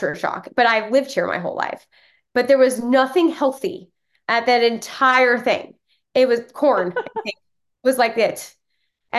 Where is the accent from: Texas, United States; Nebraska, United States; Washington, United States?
Texas, United States; moved away; also born or lived in Florida; I was born and raised in Texas, but raised by Yankees. My parents are from New York